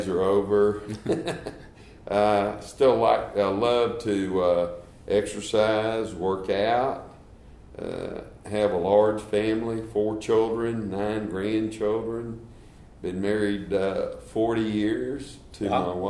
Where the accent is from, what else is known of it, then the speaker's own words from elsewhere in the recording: Dallas, Texas, United States; now in Houston, United States; I grew up in Dallas, Texas, went to St. Mark's in Dallas